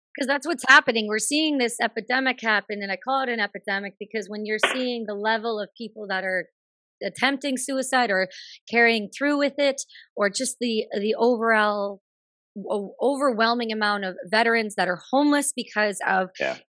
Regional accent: Canada; being a Canadian

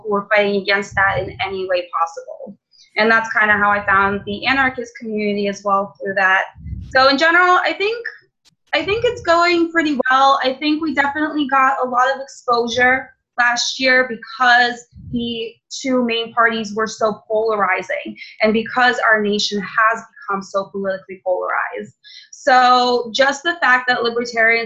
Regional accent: Russia; now in Philadelphia, United States; I was born and raised in Russia

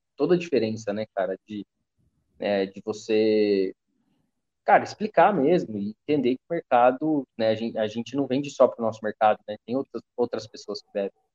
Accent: Taubaté, São Paulo, Brazil; eu sou de Taubaté

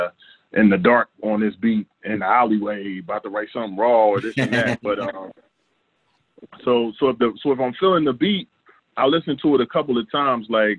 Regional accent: Philadelphia, Pennsylvania, United States; I'm from Philly

